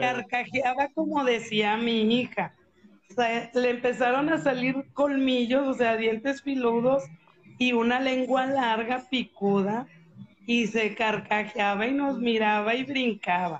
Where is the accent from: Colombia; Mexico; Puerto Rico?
Mexico; Guadalupe, Nuevo León; yo ahí crecí aquí en Guadalupe